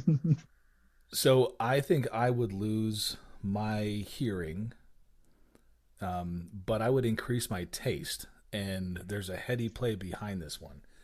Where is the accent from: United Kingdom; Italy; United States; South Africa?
United States; Albuquerque, New Mexico; growing up in Albuquerque